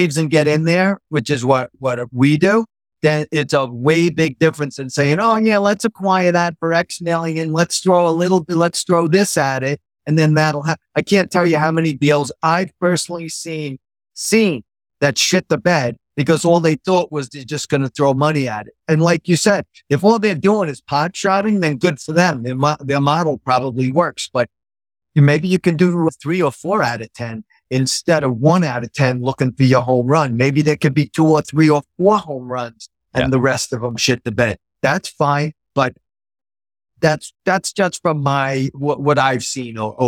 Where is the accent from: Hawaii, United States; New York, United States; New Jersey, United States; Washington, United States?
New York, United States; New York City; I was born in Queens. And I've lived in New York my whole life